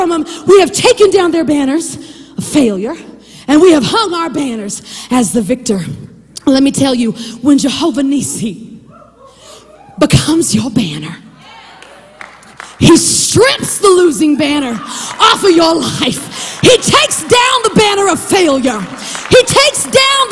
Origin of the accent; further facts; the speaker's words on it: southwest Kansas, United States; I'm from southwest Kansas, 5 miles north of the Oklahoma state border. So growing up, I had to learn Oklahoma history